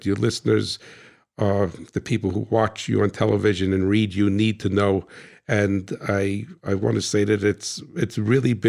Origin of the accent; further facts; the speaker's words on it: New Jersey, United States; I'm from Jersey